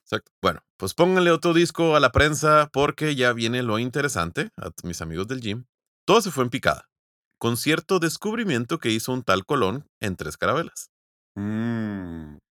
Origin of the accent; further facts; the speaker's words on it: Mexico; nosotros somos vecinos de Estados Unidos